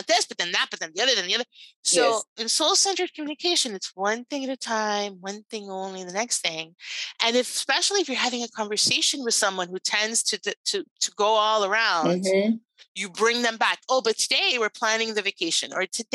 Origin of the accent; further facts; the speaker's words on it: Puerto Rico; I'm Cuban American. Now, I was actually born in Puerto Rico